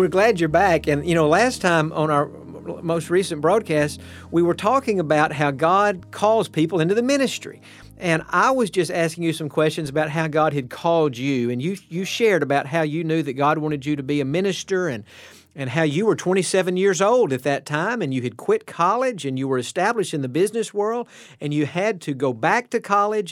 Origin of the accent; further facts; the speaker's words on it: East Tennessee, United States; moved away; also born or lived in Texas; I grew up in East Tennessee, First Baptist of the North City.